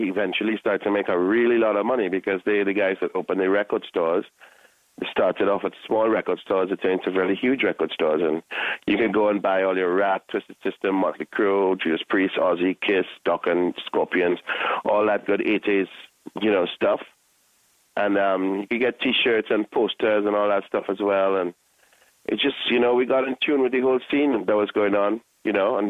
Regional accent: Trinidad & Tobago; we're from the Caribbean

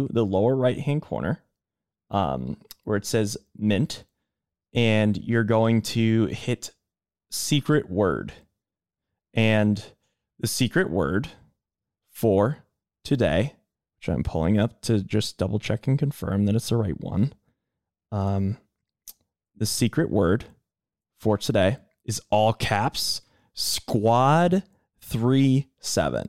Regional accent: Boston, Massachusetts, United States; I'm a Bostonian

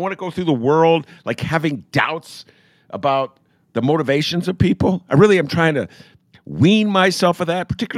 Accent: Evanston, Illinois, United States; now in Chicago, United States; I grew up in Evanston, like the nicest, most middle-class suburb you could find.

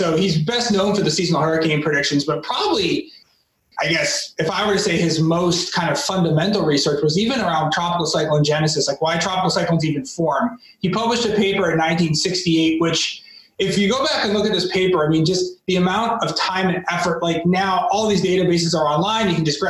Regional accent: Plymouth, Massachusetts, United States; moved away; You know, I grew up in New England, so I grew up in Plymouth, Massachusetts, so right on the water.

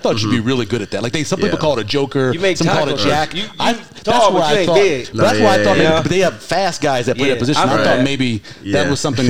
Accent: Louisiana, United States; because I grew up in Louisiana.

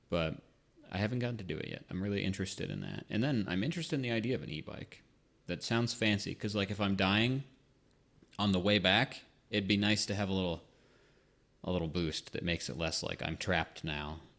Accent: United States; We're American.

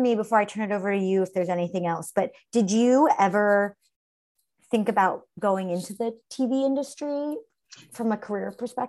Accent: Brookline, Massachusetts, United States; I'm from Massachusetts, right outside Boston, Brookline, Massachusetts.

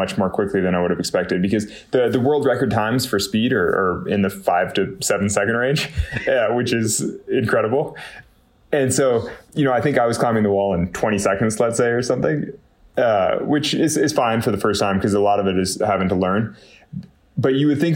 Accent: Northern California, United States; I had the misfortune of growing up in Northern California

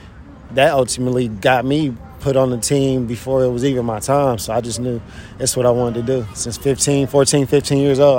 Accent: Indianapolis, Indiana, United States; I'm from Indianapolis, Indiana.

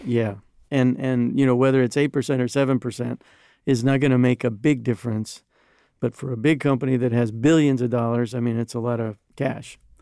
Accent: United States; as an American

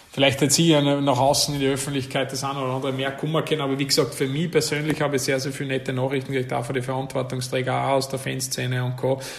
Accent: Salzburg, Austria; also born or lived in Vienna, Austria; now in Greece; Also ich bin ja doch ein Salzburger und war dann zehn Jahre in Wien

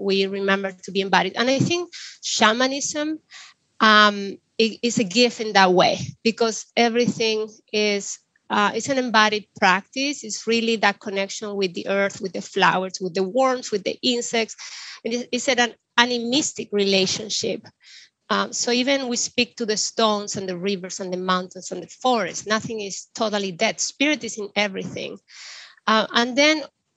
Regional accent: Chile; I grew up in the Andes of Chile

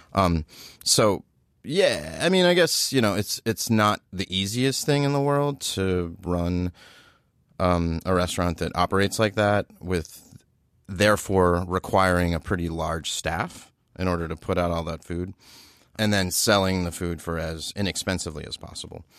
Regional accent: Baltimore, Maryland, United States; as a kid, I lived in, I grew up in Baltimore

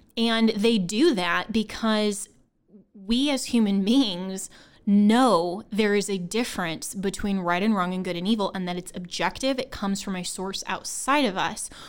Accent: Longmont, Colorado, United States; I'm from Colorado. Um, that's my hometown. Um, I grew up in Longmont, Colorado, which is actually in Boulder County

